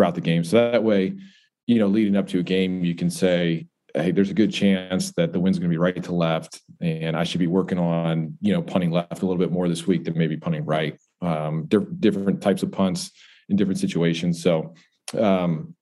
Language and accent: English; Buffalo, New York, United States; moved away; growing up in Buffalo, New York.